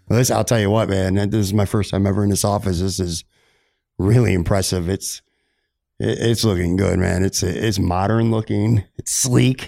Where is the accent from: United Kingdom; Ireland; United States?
United States; Buffalo, New York; moved away; I grew up on the west side and spent a lot of years living in North Buffalo